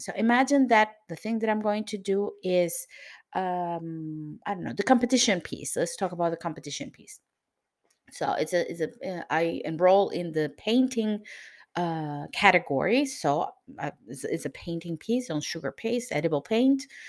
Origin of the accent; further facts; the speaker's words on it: Venezuela; now in Lisbon, Portugal; I'm from Venezuela, but I live in Lisbon, Portugal